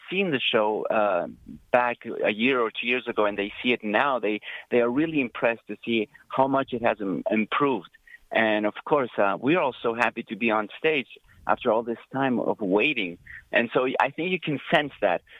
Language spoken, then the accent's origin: English; Argentina; moved away; I'm originally from Argentina